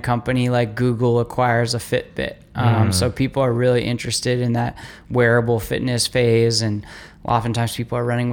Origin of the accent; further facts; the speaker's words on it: Castro Valley, California, United States; I grew up running around Lake Chabot and Castor Valley